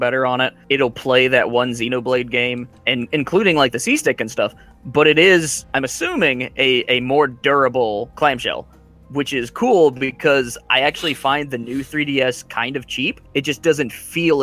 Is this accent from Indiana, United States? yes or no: no; West Virginia, United States; I'm a writer over at Marooners Rock, and I grew up in West Virginia